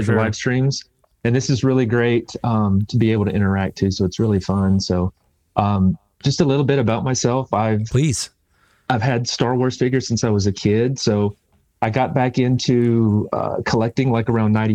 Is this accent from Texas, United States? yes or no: yes; Houston, Texas, United States; I'm from Texas